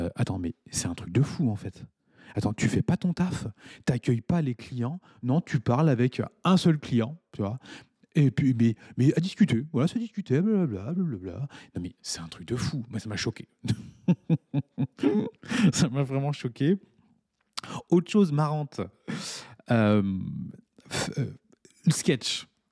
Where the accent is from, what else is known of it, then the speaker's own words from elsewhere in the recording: France; now in Mauritius; je suis français